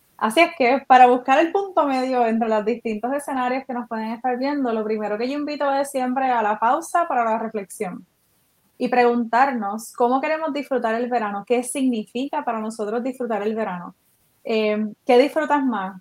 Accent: Puerto Rico; eso que nos caracteriza como boricuas

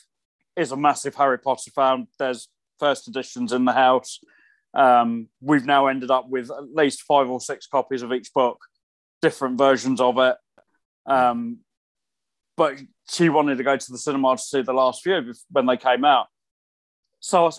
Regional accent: hometown of the Warner Bros. Studio Tour, East of England, United Kingdom; moved away; it was all filmed in my hometown, in the studio that's literally just up the road from where I grew up.

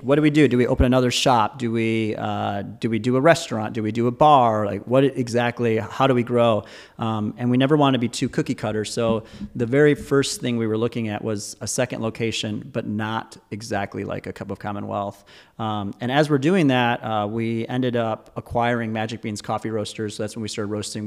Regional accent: Michigan, United States; I was born and raised in Michigan

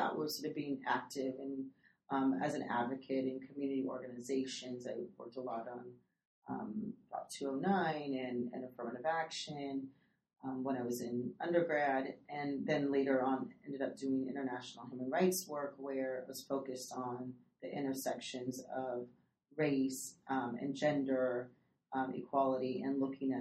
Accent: Napa Valley, Northern California, United States; I grew up in Northern California, third generation Mexican American

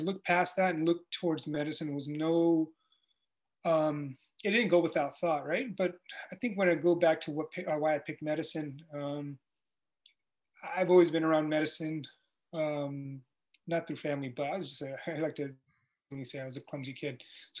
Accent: San Jose, California, United States; now in Sacramento, United States; I grew up in the Bay Area and not too far from you, actually. I grew up in San Jose.

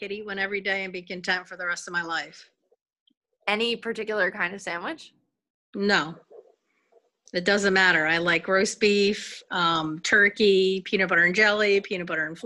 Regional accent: Southington, Connecticut, United States; I am from Southington, Connecticut.

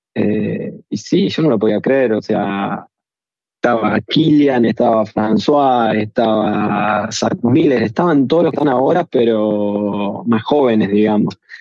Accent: Argentina; also born or lived in Dolores; yo soy del Llano, ahora estoy acá en Dolores en este momento

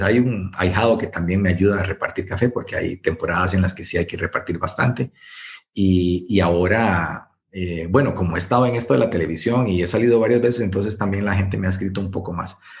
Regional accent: Guanacaste, Costa Rica; yo soy de Guanacaste

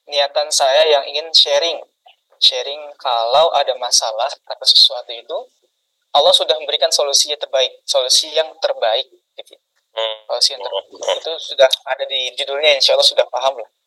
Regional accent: Depok, West Java, Indonesia; also born or lived in Jakarta; saya lahir di Jakarta kemudian uh, besar di Depok Jawa Barat kurang lebih seperti itu perkenalannya

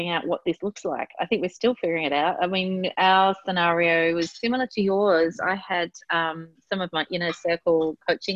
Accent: Tasmania, Australia; now in Melbourne, Australia; my home state of Tasmania

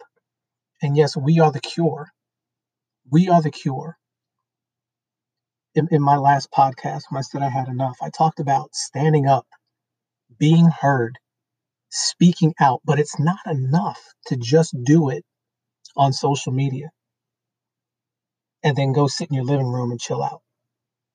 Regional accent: New York City, New York, United States; I grew up in Brooklyn, New York. I grew up in a black section of Brooklyn, New York.

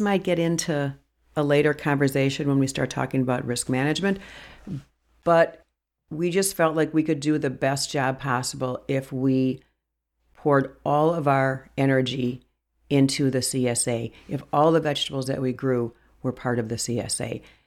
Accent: Brookfield, Wisconsin, United States; also born or lived in Milwaukee, Wisconsin / Jefferson County, Wisconsin; I grew up in Brookfield in the suburbs of Milwaukee

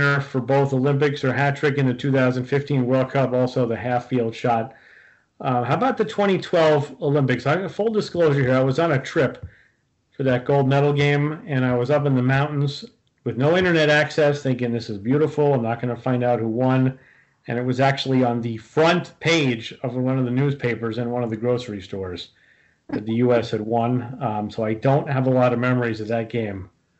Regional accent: Brazil; I'm from Brazil.

